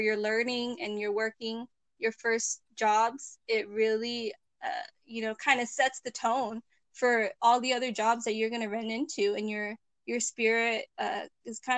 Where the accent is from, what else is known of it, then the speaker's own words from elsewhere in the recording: Chino, California, United States; So I grew up in Chino, which is part of the Inland Empire.